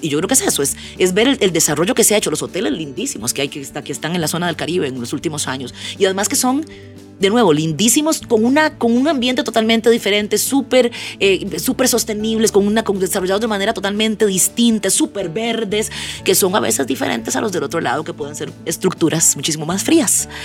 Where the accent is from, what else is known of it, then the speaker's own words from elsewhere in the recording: Costa Rica; nosotros como costarricenses